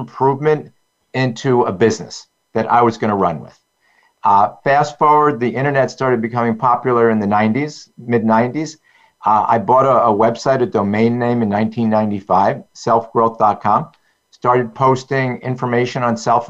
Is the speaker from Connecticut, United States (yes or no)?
no; Yonkers, New York, United States; Born and raised in Yonkers, New York, just north of half an hour north of New York City in the suburbs